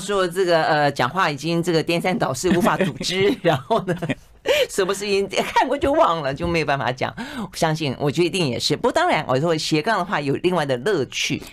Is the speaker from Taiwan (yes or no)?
yes; southern Taiwan, Taiwan; 我是向来南部长大的